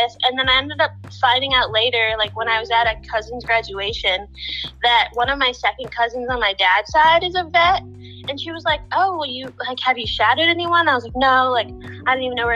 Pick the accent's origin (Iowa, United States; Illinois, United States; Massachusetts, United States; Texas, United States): Illinois, United States; Naperville; I'm from Naperville, Illinois, which is about 45 minutes from Chicago